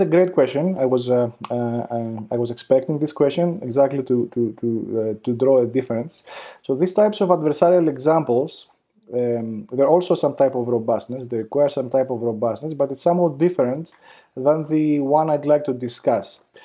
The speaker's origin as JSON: {"language": "English", "country": "Greece", "tie": "born or raised there", "also_born_or_lived": "New York, United States", "moved": "as an adult", "said": "I grew up in Greece"}